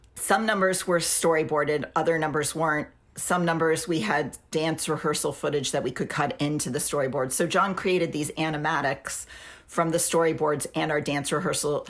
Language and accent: English; New York City, New York, United States; I grew up in New York City